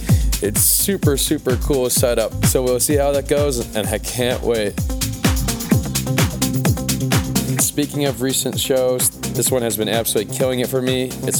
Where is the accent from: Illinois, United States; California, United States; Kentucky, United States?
Illinois, United States; Chicago; my hometown of Chicago.